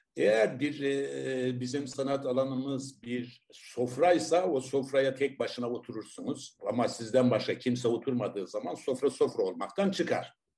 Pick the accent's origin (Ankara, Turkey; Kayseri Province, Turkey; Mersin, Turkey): Mersin, Turkey; Tarsus; ben Tarsus doğumluyum.